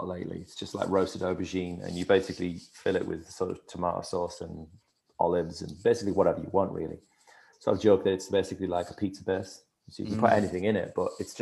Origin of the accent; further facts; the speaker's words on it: Hartlepool, North East England, United Kingdom; I grew up on the northeast coast of England, not far from where Dean's from